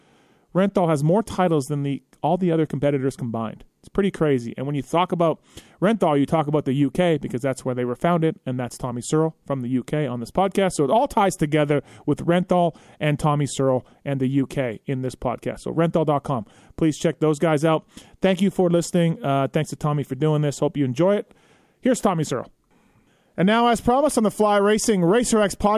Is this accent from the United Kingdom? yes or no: no; Canada; I'm from Canada